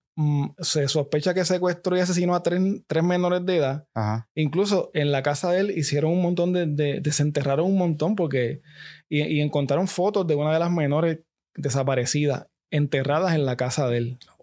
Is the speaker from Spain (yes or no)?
no; Gurabo, Puerto Rico; yo soy de Gurabo